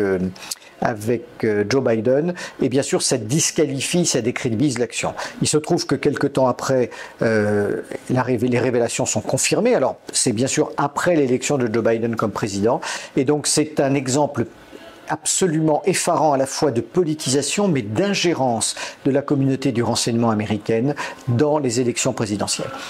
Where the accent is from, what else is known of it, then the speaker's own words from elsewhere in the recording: France; chez nous en France